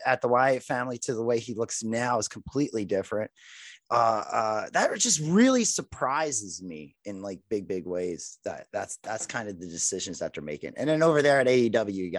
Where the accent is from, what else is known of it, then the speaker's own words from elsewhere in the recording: Philadelphia, Pennsylvania, United States; I'm from South Philadelphia. So I lived a couple blocks from the ECW during the 90s. And I was in my teenage years during that time period